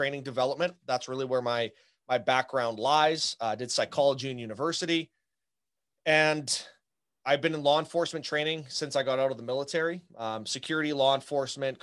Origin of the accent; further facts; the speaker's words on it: Canada; now in Southern Manitoba, Canada; I'm Canadian. So I'm up here coming at you from, Southern Manitoba